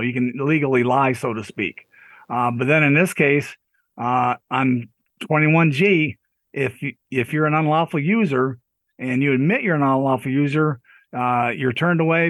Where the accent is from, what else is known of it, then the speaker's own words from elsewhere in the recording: Pennsylvania, United States; I'm from Pennsylvania